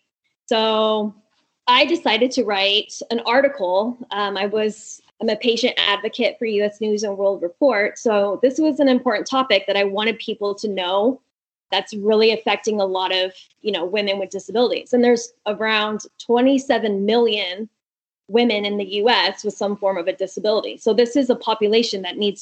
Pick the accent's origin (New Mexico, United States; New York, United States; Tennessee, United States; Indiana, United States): New Mexico, United States; Albuquerque; moved away as an adult; also born or lived in California / Houston / Washington, D.C.; I'm from Albuquerque, but I've lived in California